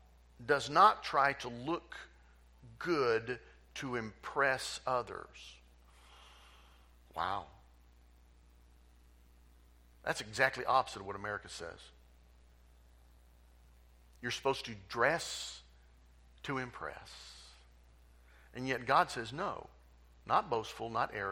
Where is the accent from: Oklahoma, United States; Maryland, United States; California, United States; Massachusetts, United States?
Oklahoma, United States; Tulsa; moved away as an adult; I was raised in Tulsa. Grew up in Tulsa. Went to Tulsa schools, went to Will Rogers High School, went to University of Tulsa. I am Tulsa bred and born